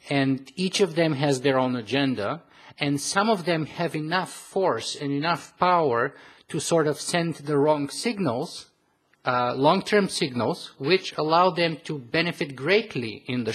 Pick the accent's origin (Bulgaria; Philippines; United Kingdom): Bulgaria; moved away; I come originally from Bulgaria